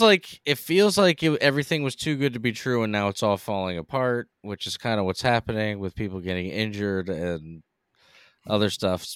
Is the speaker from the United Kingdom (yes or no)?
no; Northeast, United States; accent: Northeast; You can tell we're from the Northeast.